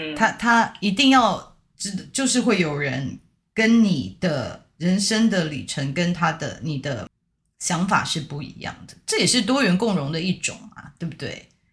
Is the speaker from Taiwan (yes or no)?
yes; Taiwan; 我们台湾人